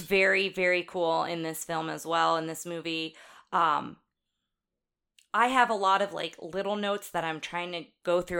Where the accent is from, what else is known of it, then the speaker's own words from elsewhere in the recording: Jersey Shore, New Jersey, United States; I grew up on the Jersey Shore